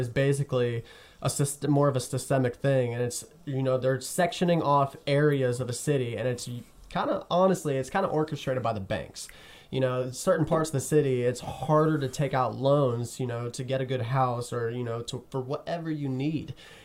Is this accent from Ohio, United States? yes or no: yes; Colerain Township, Ohio, United States; I grew up in Coleraine